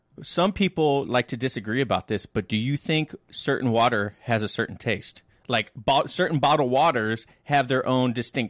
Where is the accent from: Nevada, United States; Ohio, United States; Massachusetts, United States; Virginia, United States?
Nevada, United States; Las Vegas; now in Washington State, United States; I'm originally from Las Vegas, and in Vegas we don't drink tap water because it's like super hard mineral water